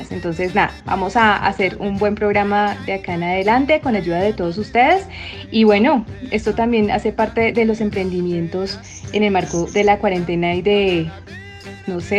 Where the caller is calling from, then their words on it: Mexico; Les mando un pinche besote desde México y nos vemos pronto, cabrones.